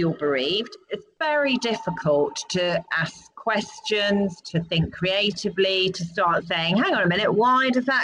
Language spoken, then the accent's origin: English; United Kingdom; as British people